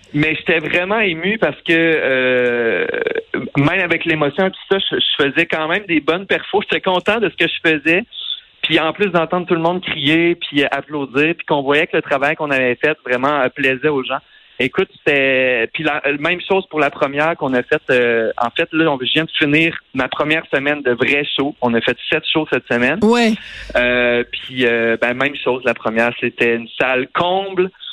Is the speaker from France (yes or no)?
no; Tring-Jonction, Quebec, Canada; also born or lived in Drummondville; now in Montreal, Canada; je suis parti de Tring étudier en musique euh, au Cégep de Drummondville.